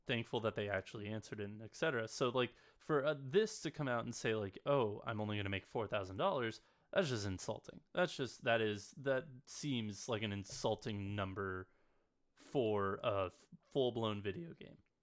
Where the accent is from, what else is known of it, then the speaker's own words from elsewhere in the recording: West Coast, United States; I grew up on the West Coast